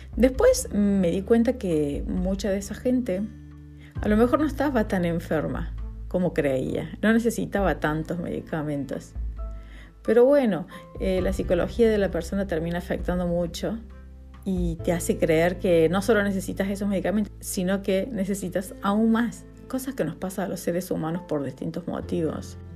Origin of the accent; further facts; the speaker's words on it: Argentina; now in Spain; Argentina, que es mi país natal